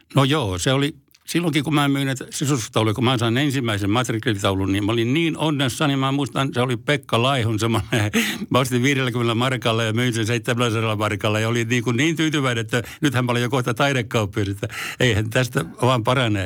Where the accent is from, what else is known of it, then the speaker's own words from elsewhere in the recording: Forssa, Tavastia Proper, Finland; also born or lived in Helsinki; vaikka syntynyt Helsingissä, mutta mä taisin olla semmoinen vaikea tapaus, niin mä kävin täällä vaan tulemassa, rääkäsemässä ja sitten muutin Forssaan ihan siellä, että olen forssalainen